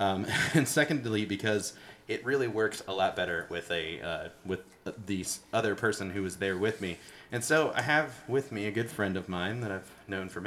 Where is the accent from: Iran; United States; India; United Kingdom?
United States; my unknowledgeable American perspective